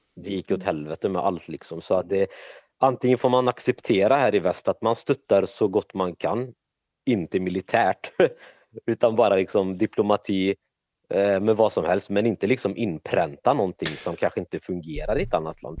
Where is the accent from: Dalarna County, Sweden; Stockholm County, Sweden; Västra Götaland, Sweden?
Västra Götaland, Sweden; Trollhättan; född och uppvuxen i Trollhättan i Sverige